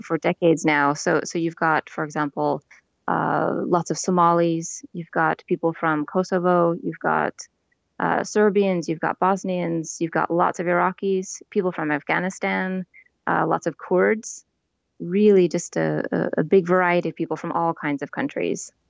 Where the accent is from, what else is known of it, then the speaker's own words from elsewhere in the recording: Portland, Oregon, United States; moved away as an adult; now in Turku, Finland; No, I'm from the United States. I'm from Portland, Oregon.